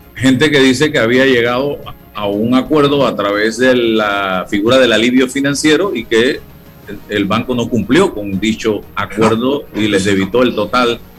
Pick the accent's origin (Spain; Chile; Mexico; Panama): Panama; como panameño